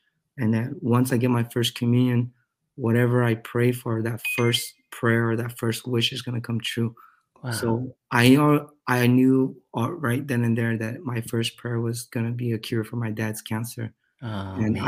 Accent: Utah / California, United States; we moved from Utah to California

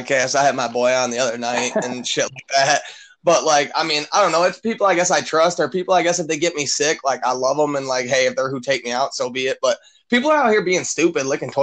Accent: Michigan, United States; I'm just some fucking kid from Michigan.

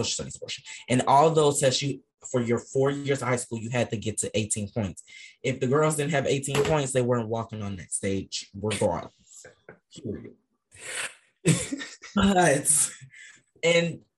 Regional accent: Ohio, United States; I'm from Ohio, where it's a requirement that you pass the standardized test to graduate high school.

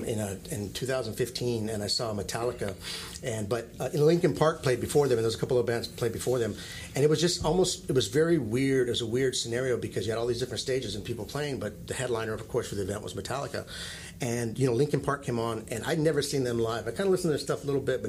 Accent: Italy; also born or lived in Hawaii / New Mexico; I became a man in Hawaii, but I grew up in Italy.

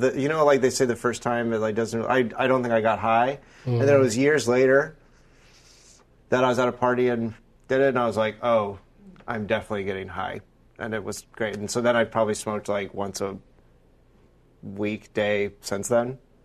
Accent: Florida, United States; I'm from Florida

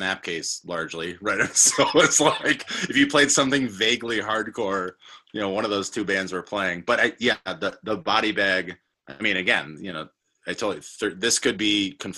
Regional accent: Western New York, United States; moved away as an adult; also born or lived in Dunkirk, New York / Buffalo, New York; now in Milwaukee, United States; I was working at my hometown newspaper at the time after college

